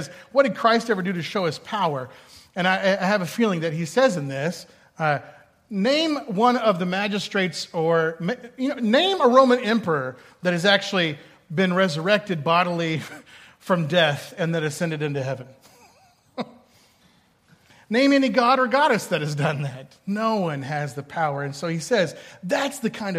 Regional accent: Boston, Massachusetts, United States; as a Bostonian

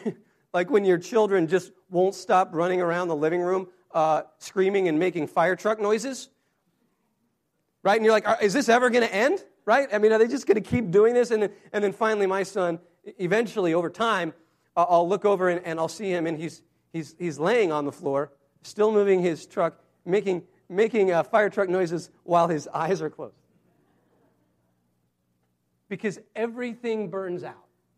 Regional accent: Wyoming, United States; I grew up in Wyoming

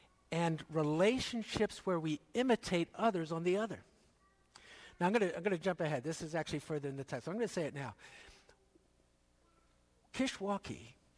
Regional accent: Philadelphia, Pennsylvania, United States; born or raised there; also born or lived in Hamilton, Ontario, Canada / Dundas, Ontario, Canada

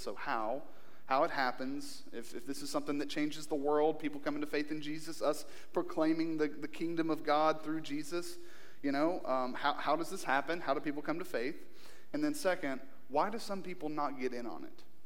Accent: Kentucky, United States; born or raised there; moved away

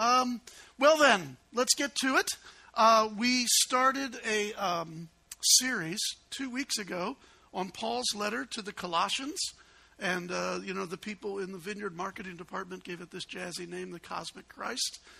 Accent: Chicago, Illinois, United States; I'm an obnoxious Yankee. I grew up in Chicago

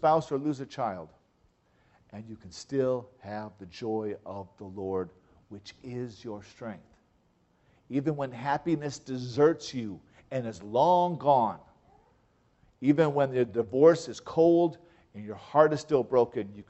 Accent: Michigan, United States; moved away; where I grew up in Michigan

